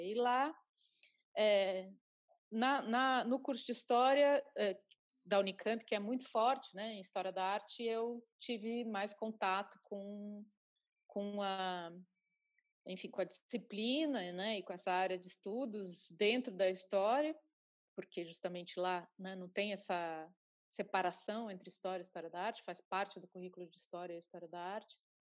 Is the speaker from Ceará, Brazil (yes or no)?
no; Curitiba, Paraná, Brazil; lá em Curitiba, de onde eu sou